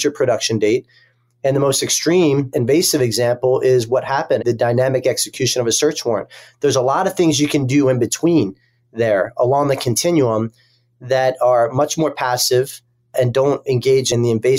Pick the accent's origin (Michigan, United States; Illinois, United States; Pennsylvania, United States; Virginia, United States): Pennsylvania, United States; Philadelphia; moved away; my hometown of Philadelphia in the Eastern District of Pennsylvania